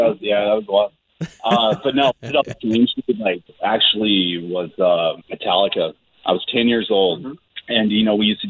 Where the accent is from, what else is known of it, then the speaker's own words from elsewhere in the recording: Alaska, United States; I was born and raised in Alaska.